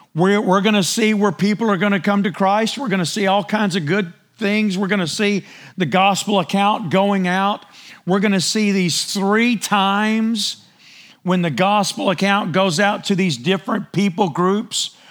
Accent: United States

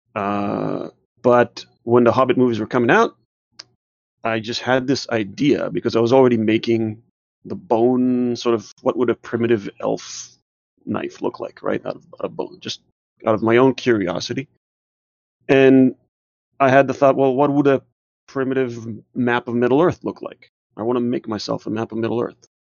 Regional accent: Israel; also born or lived in New Jersey; now in Georgia, United States; I was born and raised in Israel

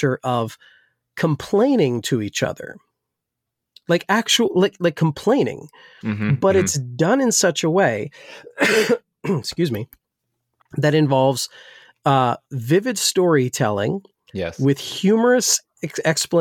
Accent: New Jersey, United States; I grew up in Jersey

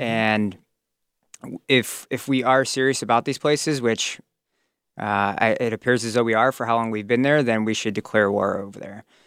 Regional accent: Crystal Lake, Illinois, United States; also born or lived in Woodstock, Illinois; I grew up in Crystal Lake, currently a resident

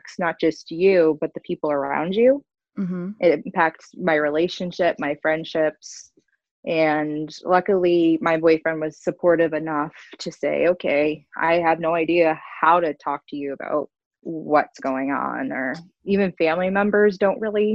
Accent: Connecticut, United States; I'm from Connecticut

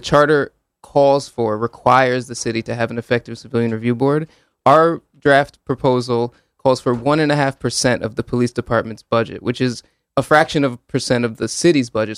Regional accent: Hamden, Connecticut, United States; also born or lived in Woodbridge, Connecticut / New Haven, Connecticut; I grew up in Hamden in Woodbridge

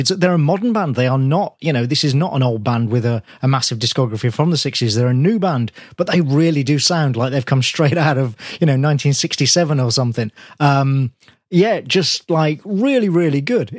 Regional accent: Birmingham, West Midlands, United Kingdom; my hometown

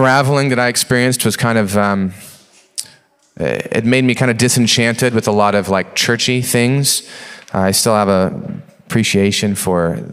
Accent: Post Falls, Idaho, United States; I grew up in Post Falls, going to North Country Chapel

